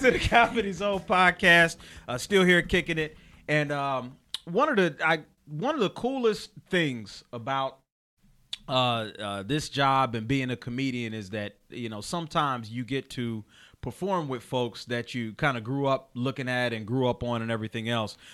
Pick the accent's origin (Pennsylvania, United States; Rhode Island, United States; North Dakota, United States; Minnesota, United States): Pennsylvania, United States; Chester; I'm actually from Chester, Pennsylvania